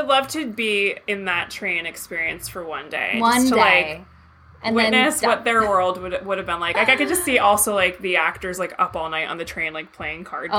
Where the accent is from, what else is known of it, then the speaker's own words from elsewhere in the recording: New Brunswick, New Jersey, United States; I'm from, like, central Jersey, where Rutgers campus is, New Brunswick area.